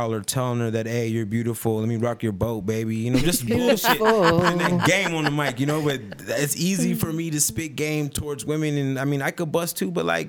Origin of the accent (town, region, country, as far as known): Tucson, Arizona, United States